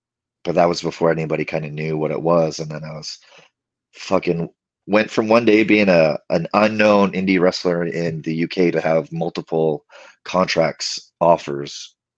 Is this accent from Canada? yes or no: yes; Canada; moved away as an adult; You know, I moved from Canada, went to England, had no bookings in England except through Rev Pro